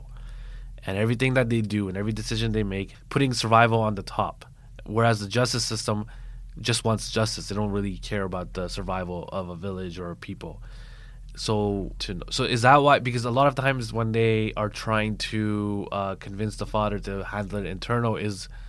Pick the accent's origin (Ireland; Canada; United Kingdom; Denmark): Canada; I grew up in Canada.